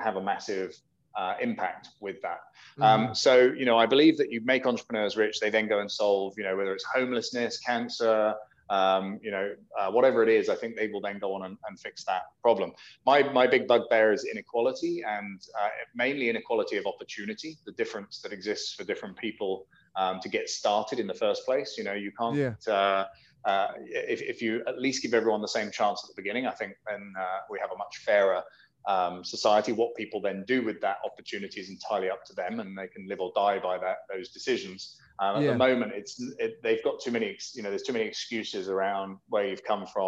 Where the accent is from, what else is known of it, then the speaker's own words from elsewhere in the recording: United Kingdom; I'm British, so we spell Harbour with a U in it